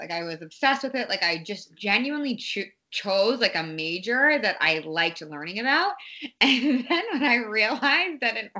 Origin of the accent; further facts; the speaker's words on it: Boston, Massachusetts, United States; also born or lived in Los Angeles / Santa Monica; I'm like, oh, I'm from Boston. Like literally, I feel like I'm from Boston. I do claim Boston as my hometown.